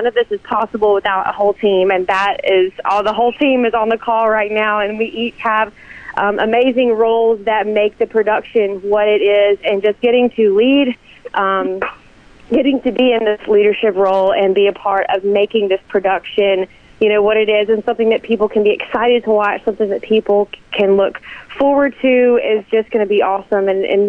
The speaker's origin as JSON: {"language": "English", "town": "Vicksburg", "region": "Mississippi", "country": "United States", "tie": "born or raised there", "said": "Honestly, it means everything. I feel that, from the time I was 3 years old, I haven't missed Mississippi pageants"}